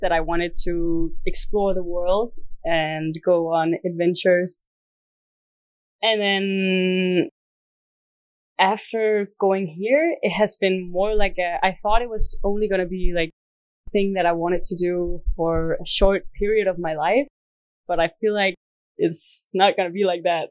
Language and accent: English; Denmark; I'm from Denmark. Right now, I am in Dar es Salaam